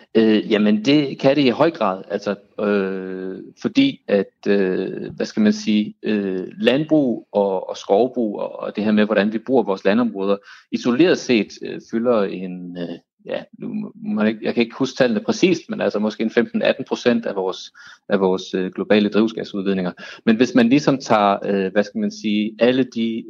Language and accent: Danish; Denmark; vi som danskere